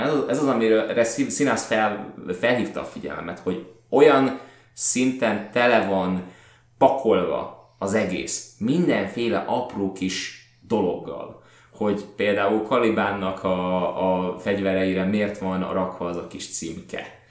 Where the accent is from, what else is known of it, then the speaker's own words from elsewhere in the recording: Budapest, Hungary; jól érezzük magunkat, mint pestiek